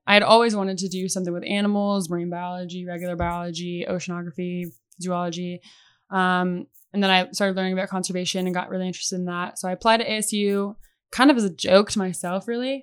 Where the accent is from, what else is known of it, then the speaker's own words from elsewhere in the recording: Oskaloosa, Iowa, United States; moved away as an adult; now in Arizona, United States; I grew up in Oskaloosa, Iowa